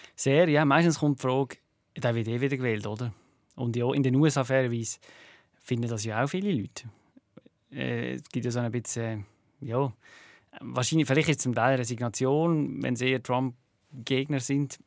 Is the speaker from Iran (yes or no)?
no; Switzerland; now in United States; hier in der Schweiz